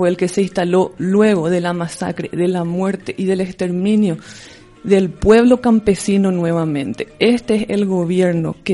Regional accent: Paraguay; now in Spain

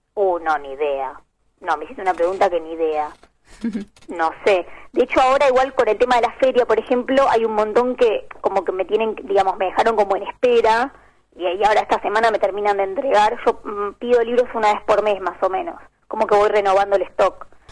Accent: Bahía Blanca, Buenos Aires Province, Argentina; moved away; yo soy de Bahía Blanca y crecí siempre cerca de Montermoso, la playa

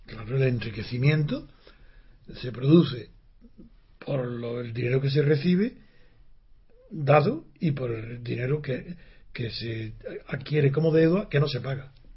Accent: Granada, Andalusia, Spain; Soy de Granada y digo Siu, con C

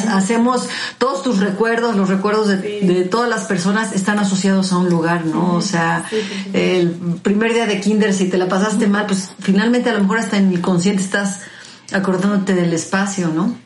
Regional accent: Mexico; como mexicanos

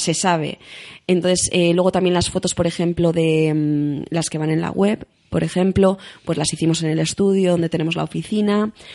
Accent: Basque Country, Spain

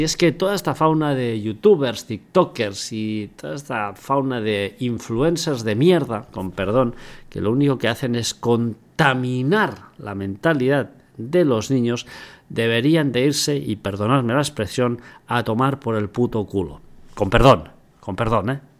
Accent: Andorra; yo vivo en Andorra y soy andorrano y no soy español

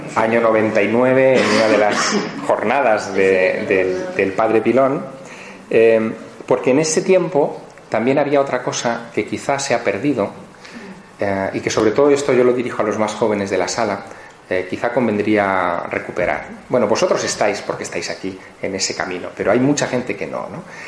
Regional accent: Teruel, Aragon, Spain; moved away; mi ciudad natal, Teruel

